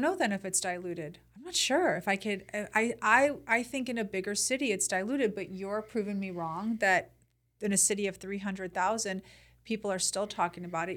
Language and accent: English; Chicago, Illinois, United States; I'm from Chicago.